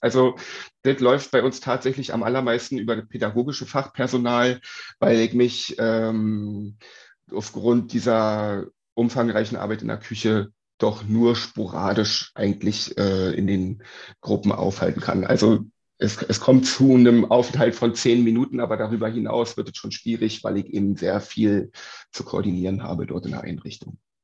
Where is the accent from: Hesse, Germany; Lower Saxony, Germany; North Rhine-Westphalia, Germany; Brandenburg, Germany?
Brandenburg, Germany; Uckermark; now in Berlin, Germany; komme ursprünglich aus der Uckermark, ähm, habe sehr viel Zeit bei meinen Großeltern auf dem Dorf verbracht